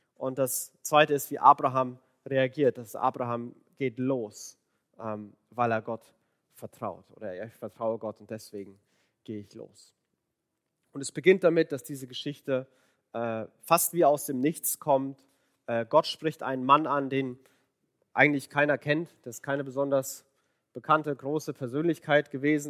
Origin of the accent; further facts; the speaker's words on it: Franconia, Bavaria, Germany; accent: Franconian rolled R; moved away; ich bin Franke. Und das R, das rollt man so schön.